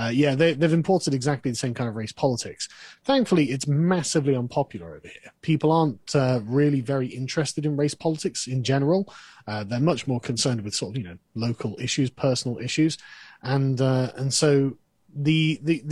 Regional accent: England, United Kingdom; I'm English

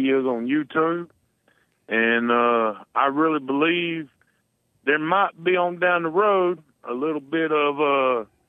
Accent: southern North Carolina, United States; growing up here in the country in the south of North Carolina

